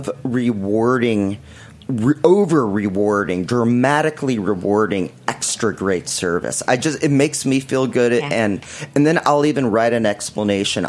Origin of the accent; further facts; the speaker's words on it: New York City, New York, United States; I was born in Manhattan